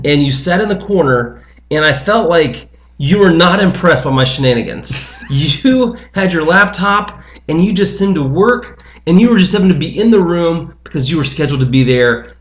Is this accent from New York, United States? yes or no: no; Lebanon, Ohio, United States; I grew up in Lebanon 15 minutes south of here